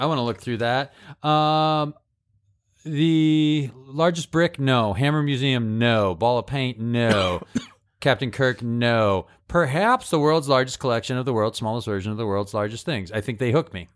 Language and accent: English; Holyoke, Massachusetts, United States; born or raised there